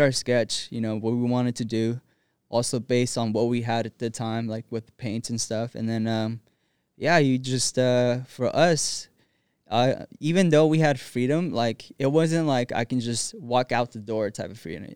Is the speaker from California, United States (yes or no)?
yes; Rialto, California, United States; also born or lived in Los Angeles, California; I was born in East L A and, uh, grew up in Rialto, California